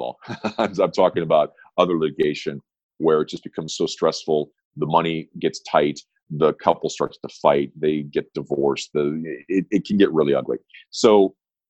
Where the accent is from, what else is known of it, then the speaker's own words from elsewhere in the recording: Southern California, United States; I grew up on the waves of Southern California, and I'm happy to be home